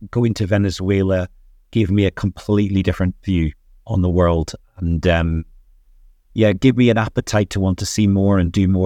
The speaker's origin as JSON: {"language": "English", "region": "Northern Ireland", "country": "United Kingdom", "tie": "born or raised there", "said": "Yeah, so life at Northern Ireland for me was very different."}